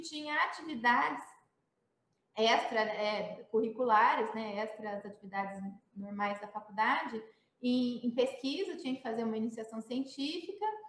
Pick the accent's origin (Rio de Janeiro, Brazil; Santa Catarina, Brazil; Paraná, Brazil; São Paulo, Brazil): São Paulo, Brazil; Campinas; eu sou campineira, né? Estudei, comecei, estudei no SESI